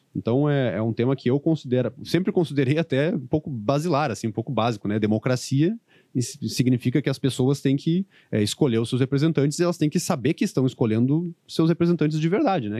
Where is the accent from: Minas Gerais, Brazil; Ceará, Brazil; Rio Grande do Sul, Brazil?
Rio Grande do Sul, Brazil; Santa Maria; eu que sou de Santa Maria